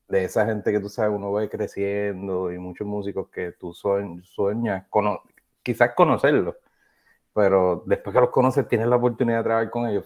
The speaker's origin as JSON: {"language": "Spanish", "town": "Trujillo Alto", "country": "Puerto Rico", "tie": "born or raised there", "also_born_or_lived": "South Carolina / Hawaii", "moved": "as an adult", "lives_now": "Kentucky, United States", "said": "me crié y crecí entre la ciudad y el campo, de donde yo soy natural, soy de Trujillo Alto"}